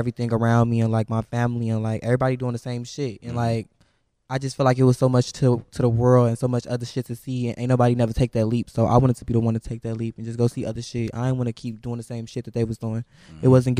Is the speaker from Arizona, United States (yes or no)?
no; Chicago, Illinois, United States; Yeah, I'm from 79. I'm from the trenches.